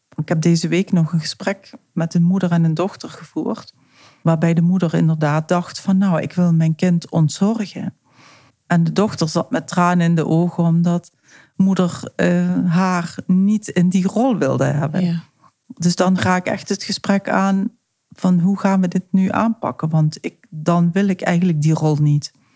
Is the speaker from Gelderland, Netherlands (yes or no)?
no; South Limburg, Netherlands; moved away as an adult; now in Amsterdam, Netherlands; Zoals je weet, kom ik uit Zuid-Limburg.